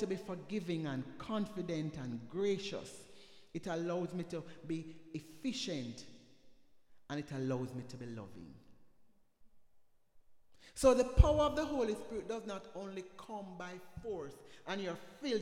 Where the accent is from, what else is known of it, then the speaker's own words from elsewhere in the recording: Jamaica; moved away; where I'm the only Jamaican